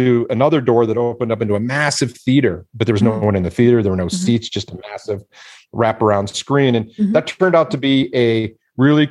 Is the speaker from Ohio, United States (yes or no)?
no; Detroit, Michigan, United States; growing up in Detroit